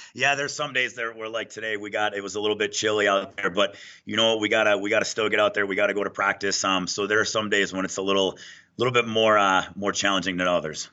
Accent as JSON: {"language": "English", "region": "Minnesota", "country": "United States", "tie": "born or raised there", "moved": "as an adult", "lives_now": "Denver, United States", "said": "born and raised in Minnesota"}